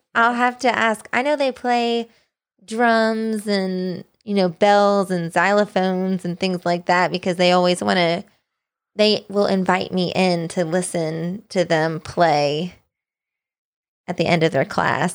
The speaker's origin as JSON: {"language": "English", "region": "Tennessee", "country": "United States", "tie": "born or raised there", "also_born_or_lived": "Abilene, Kansas", "moved": "yes", "said": "I still consider Tennessee probably more of my hometown"}